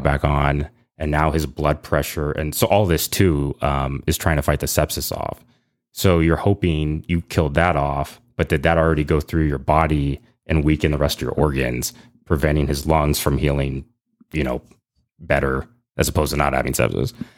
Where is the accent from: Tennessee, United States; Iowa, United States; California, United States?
California, United States; San Ramon; moved away as an adult; also born or lived in Lafayette, California; now in North Texas, United States; I grew up in Lafayette